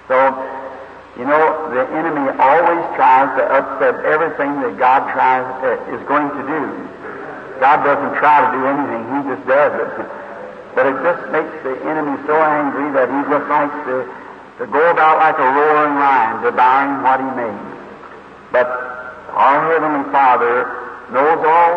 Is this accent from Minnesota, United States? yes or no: no; Jeffersonville, Indiana, United States; I am from Indiana, the little city of Jeffersonville, just across from Louisville, Kentucky.